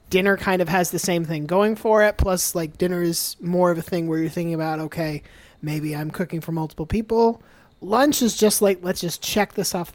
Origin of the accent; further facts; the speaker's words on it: Gainesville, Florida, United States; No, I was born in Gainesville.